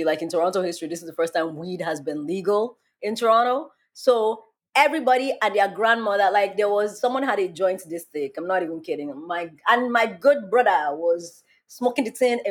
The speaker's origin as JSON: {"language": "English", "country": "Nigeria", "said": "I am black and I'm Nigerian"}